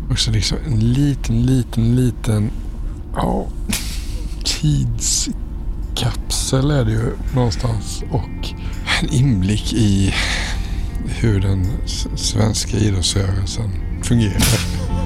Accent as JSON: {"language": "Swedish", "country": "Sweden", "said": "stolt som svensk"}